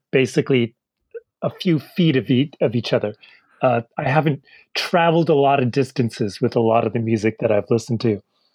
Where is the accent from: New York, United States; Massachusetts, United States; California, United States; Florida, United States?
Massachusetts, United States; Milton; I'm from Milton, Massachusetts.